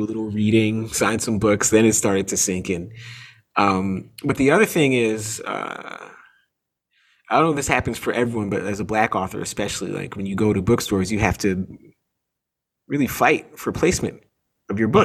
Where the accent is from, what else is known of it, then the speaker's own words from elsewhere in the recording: Toronto, Ontario, Canada; I grew up in Canada. I grew up in Toronto. My parents are American.